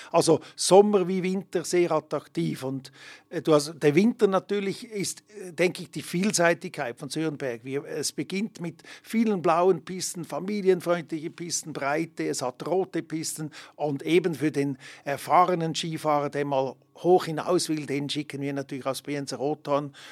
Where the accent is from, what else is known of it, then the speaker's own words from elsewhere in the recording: Emmen, Lucerne, Switzerland; now in Hergiswil, Switzerland; ich bin äh, gebürtiger Emmer, wohnhaft hier in Hergiswil im Kanton Nidwalden aktuell